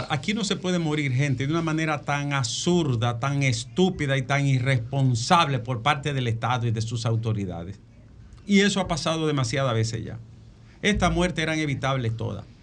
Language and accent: Spanish; Dominican Republic; yo soy de Arroyo Toro